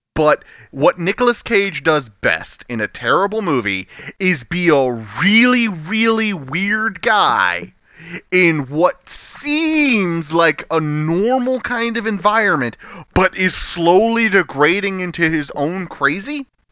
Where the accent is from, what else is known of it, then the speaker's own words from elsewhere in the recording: the South, United States; I'm from the South